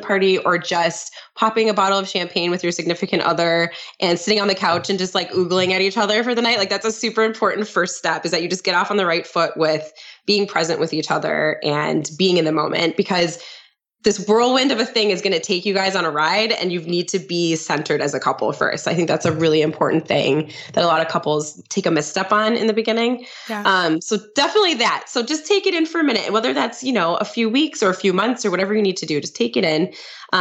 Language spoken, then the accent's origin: English; St. Croix Falls, Wisconsin, United States; my hometown in St. Croix Falls, Wisconsin